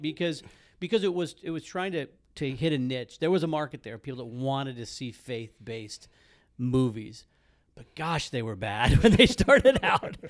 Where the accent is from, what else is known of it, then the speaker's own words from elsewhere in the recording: Midwest, United States; I grew up in the Midwest, Southern Baptist